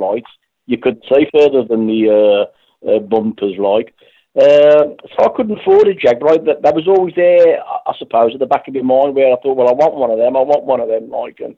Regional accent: Birmingham, West Midlands, United Kingdom; accent: Brummie; moved away as an adult; now in West Bromwich, United Kingdom; I lived on a brand new inner city house in a state in Birmingham. I'm a Brummie originally

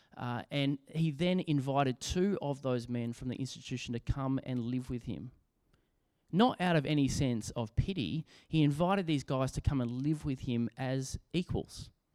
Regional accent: Australia; as an Australian

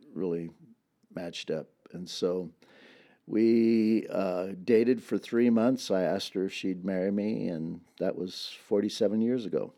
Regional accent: Dinuba, California, United States; I grew up in a town about twelve miles from here

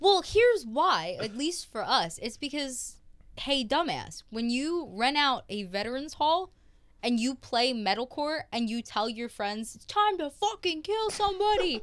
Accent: Horsham, Pennsylvania, United States; I'm from Horsham, Pennsylvania

